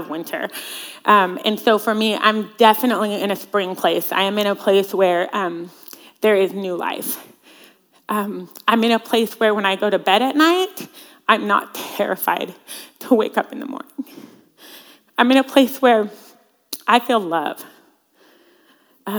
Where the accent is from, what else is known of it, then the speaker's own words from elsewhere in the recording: Central Washington, United States; I grew up in Central Washington